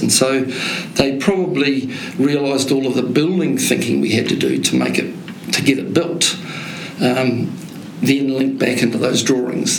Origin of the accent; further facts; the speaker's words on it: Te Awamutu, Waikato, New Zealand; I'm from Te Awamutu in the Waikato